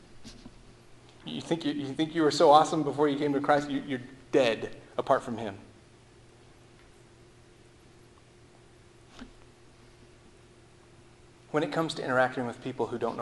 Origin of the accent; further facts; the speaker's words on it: Texas, United States; I'm from Texas. We say y'all.